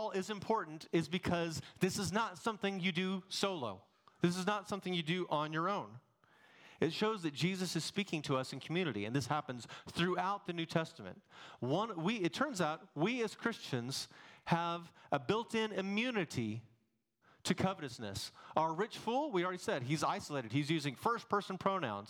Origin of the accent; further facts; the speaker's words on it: Texas, United States; accent: Texan; also born or lived in Massachusetts; take my Texan accent down a little bit